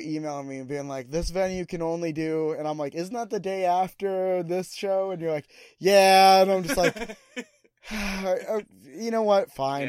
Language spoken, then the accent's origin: English; Phoenix, Arizona, United States; because we're both from Phoenix.